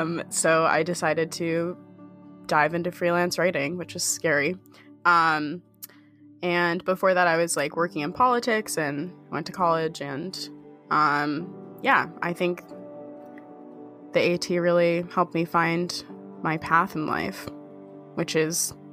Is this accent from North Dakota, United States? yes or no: no; New Hampshire, United States; I grew up in the Whites of New Hampshire, so I'd been hiking before, but the most I'd ever done was like 10 miles.